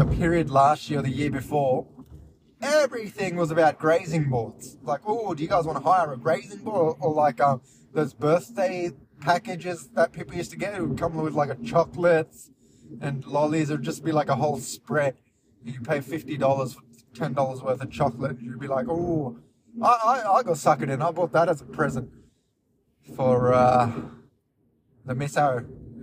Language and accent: English; India; I'm from India